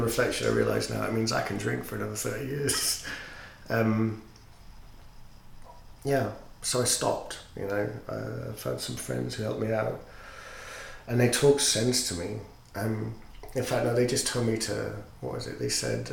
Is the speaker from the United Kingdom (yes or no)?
yes; Yorkshire and the Humber, United Kingdom; I'm a Yorkshireman